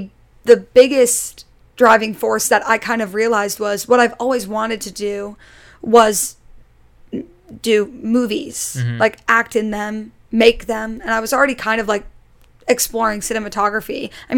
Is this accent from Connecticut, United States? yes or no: yes; Connecticut, United States; also born or lived in Jacksonville, Florida / New York City; now in New York, United States; Yeah, and I grew up like outside of New York City, so I grew up in Connecticut, and I would always like go into the city